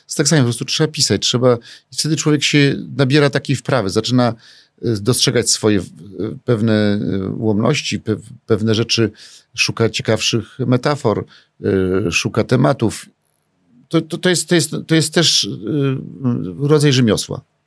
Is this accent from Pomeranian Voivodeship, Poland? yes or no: no; Warsaw, Masovian Voivodeship, Poland; jestem z Mokotowa